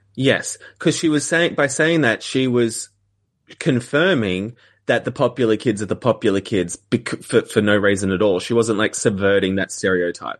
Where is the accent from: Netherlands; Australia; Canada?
Australia; as an Australian